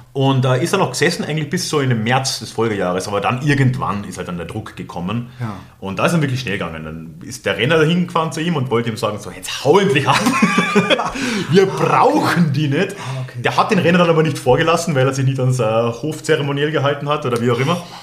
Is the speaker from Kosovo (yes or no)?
no; Austria; moved away as an adult; also born or lived in Germany; als Österreicher